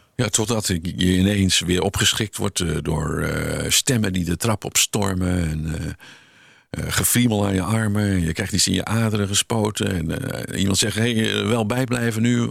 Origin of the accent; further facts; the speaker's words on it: Haastrecht, South Holland, Netherlands; in het dorp waar ik geboren ben, in Haastrecht